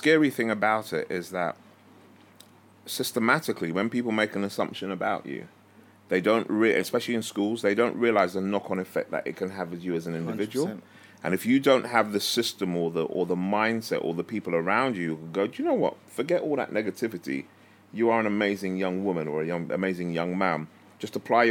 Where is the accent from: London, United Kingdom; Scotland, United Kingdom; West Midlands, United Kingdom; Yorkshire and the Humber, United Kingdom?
London, United Kingdom; also born or lived in Harrow; growing up in Stonebridge